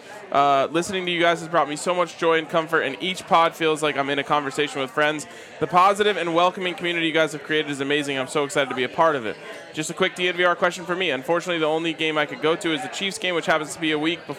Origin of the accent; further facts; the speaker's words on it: Brisbane, Queensland, Australia; A little bit about me. I'm from Brisbane, Australia, where I was raised on Rugby League as a Brisbane Broncos fan.